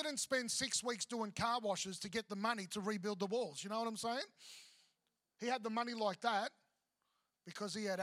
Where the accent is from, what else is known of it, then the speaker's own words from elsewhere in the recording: Victoria, Australia; now in Queensland, Australia; I grew up in Victoria, so apples, obviously grew up with apples